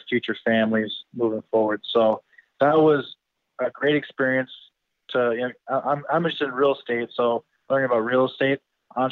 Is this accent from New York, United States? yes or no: no; Wisconsin Rapids, Wisconsin, United States; moved away as an adult; now in Miami, United States; my family back in my hometown, Wisconsin Rapids